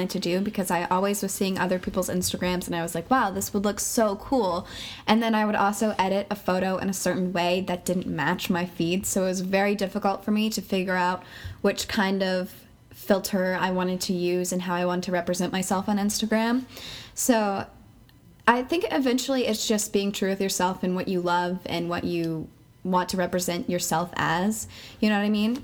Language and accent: English; Claremont, New Hampshire, United States; I'm from Claremont, New Hampshire